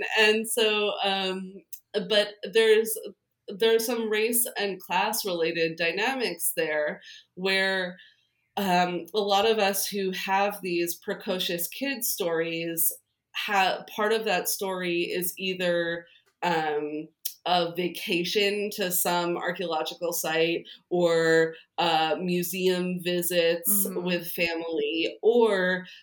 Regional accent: New Jersey, United States; I grew up in New Jersey

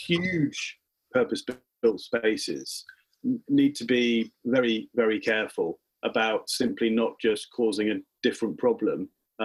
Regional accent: United Kingdom; as British people

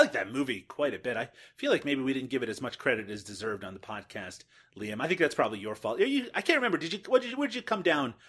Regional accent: Canada; because I'm Canadian.

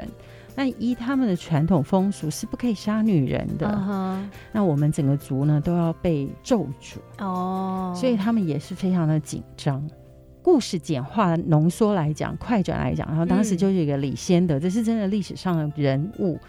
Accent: Taiwan; 我觉得我们台湾人好有水准啊

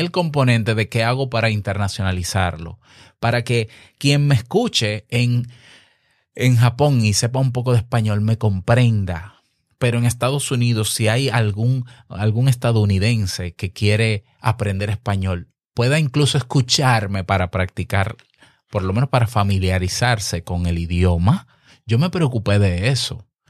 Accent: Dominican Republic; En mi país, República Dominicana

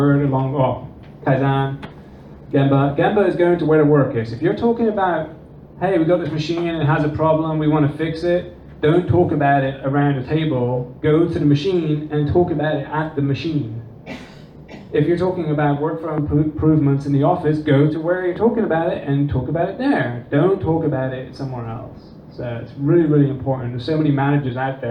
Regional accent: Netherlands; also born or lived in England; now in United States; I'm not from America, as you can probably tell by the accent. I grew up in the Netherlands and England

